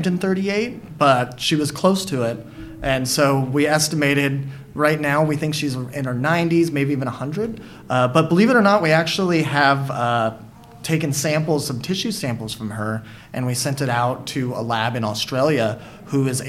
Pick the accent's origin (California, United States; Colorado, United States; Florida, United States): California, United States; Santa Barbara; moved away as an adult; also born or lived in Hawaii / San Francisco Bay Area; now in San Francisco, United States; I grew up in Southern California near Santa Barbara, so I grew up learning how to scuba dive on the Channel Islands